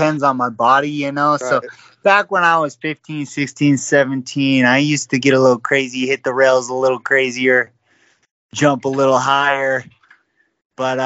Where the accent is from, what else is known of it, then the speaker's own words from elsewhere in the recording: Utah, United States; now in Idaho, United States; I grew up in Utah